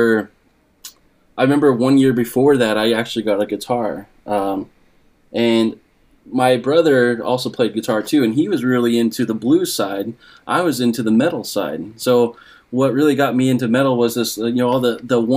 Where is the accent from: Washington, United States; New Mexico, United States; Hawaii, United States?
Washington, United States; Spokane; also born or lived in Colfax, Washington; I grew up in Spokane, and then my dad, for work, he moved us out into the middle of nowhere. It's called Colotus, Washington